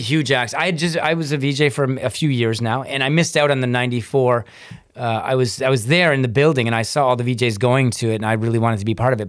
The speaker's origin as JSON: {"language": "English", "town": "Hamilton", "region": "Ontario", "country": "Canada", "tie": "born or raised there", "said": "I was this kid from Hamilton"}